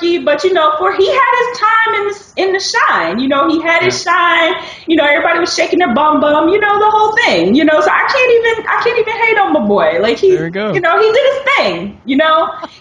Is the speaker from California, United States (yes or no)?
no; Detroit, Michigan, United States; my hometown because it made me Detroit